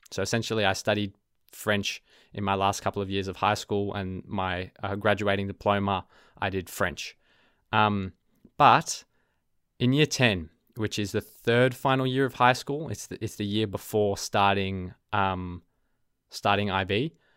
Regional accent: Melbourne, Victoria, Australia; accent: Australian; first language English; you can probably hear my accent um, I'm an Australian. I'm from Melbourne, Australia. So my native language is English

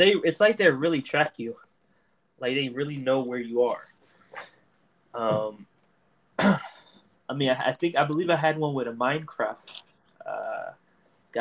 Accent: North Carolina, United States; I was born in North Carolina

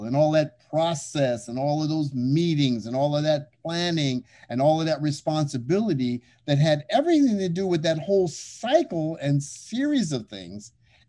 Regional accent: Kenya; I mean, I'm from Kenya.

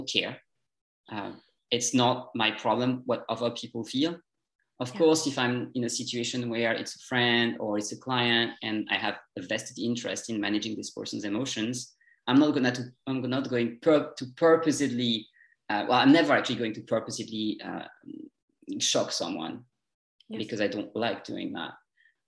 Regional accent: France; first language French; English is a second language; moved away; a long time after I had moved away from France and a long time after I had also started to work with English mostly.

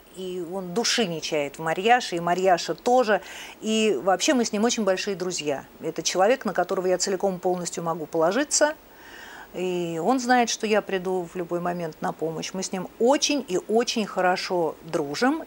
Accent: Moscow, Russia; родилась в Москве, в Ленинграде

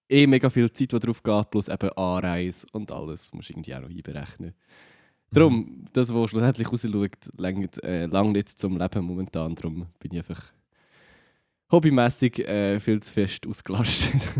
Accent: Switzerland; als Schweizer Musiker bist du eh.

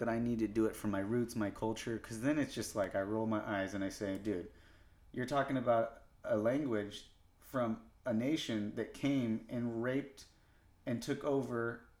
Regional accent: United States; You know, like Americanized, like I was born in America. Yeah. I was here the whole time. I didn't grow up in Mexico. I don't even have any living relatives that I know of in Mexico.

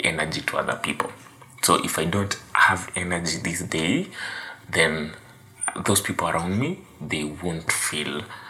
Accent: Kenya; I'm from Kenya

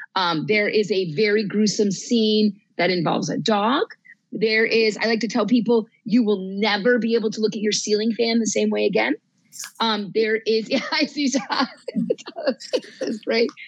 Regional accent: New Jersey, United States; moved away; also born or lived in New England; I grew up in New Jersey

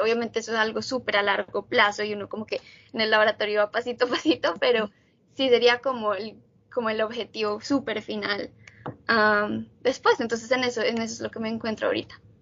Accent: Bogotá, Colombia; moved away as an adult; now in United States; yo soy colombiana, nací en Bogotá y viví en Bogotá toda mi vida antes de venir a vivir y estudiar en Estados Unidos

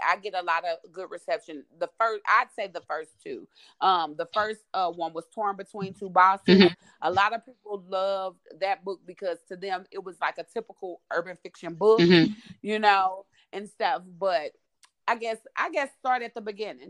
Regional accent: St. Louis, Missouri, United States; I live in the Midwest, I'm from St. Louis, Missouri

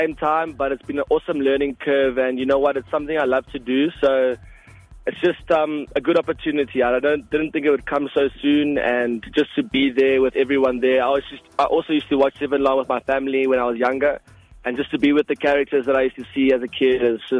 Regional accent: Ballito, KwaZulu-Natal, South Africa; My family is Afrikaans, but I grew up in Balito since when I was 4 years old.

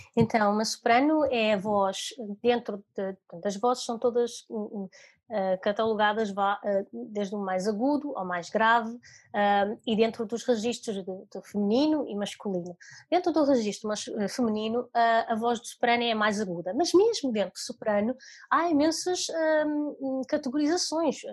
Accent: Maia, North, Portugal; also born or lived in Lisbon / Italy; eu nasci em Lisboa, mas nós mudamos para, para o norte, mais propriamente para a Maia, tinha eu 4 anos.

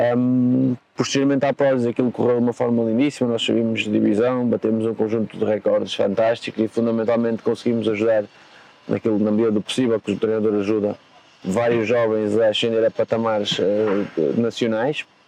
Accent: home town of the Lagoense club, Norte, Portugal; o Lagoense, que é o clube da minha terra natal

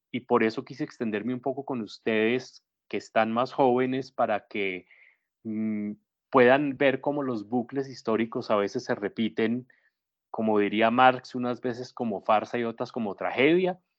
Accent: Medellín, Antioquia, Colombia; en el municipio de Yolombó, pues porque yo soy de Medellín, aquí me salió ya el paisa hoy, me volví paisa, rolipaisa, como me dicen aquí

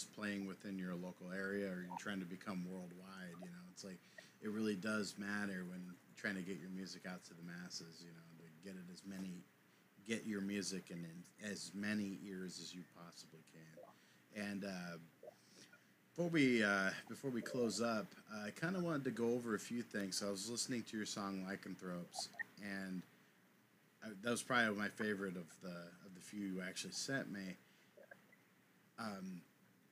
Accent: Portland, Oregon, United States; we're from Portland, Oregon, and, or just outside of it

